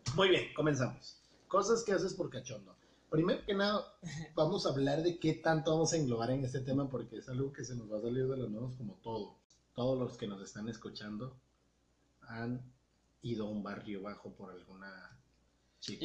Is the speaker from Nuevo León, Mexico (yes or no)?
no; Tabasco, Mexico; moved away; soy de Tabasco